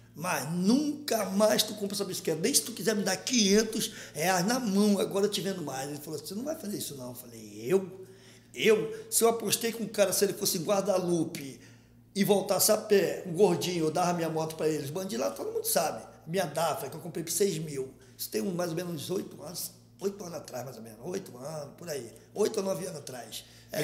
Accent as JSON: {"language": "Portuguese", "region": "Rio de Janeiro", "country": "Brazil", "tie": "born or raised there", "also_born_or_lived": "Baixa do Sapateiro, Rio de Janeiro", "said": "Eu vim da Baixo Sapateiro com quatro anos de idade. Nasci lá. Baixo Sapateiro, já conhecido como Morro do Timbal. Aí fui para o Parque União com cinco anos de idade."}